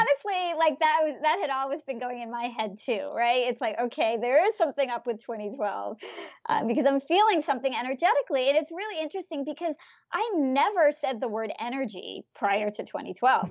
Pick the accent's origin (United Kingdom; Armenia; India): India; I'm from India